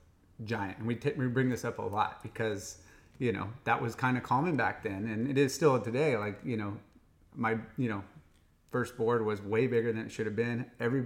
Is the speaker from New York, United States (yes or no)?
no; Huntington Beach, California, United States; I grew up in Huntington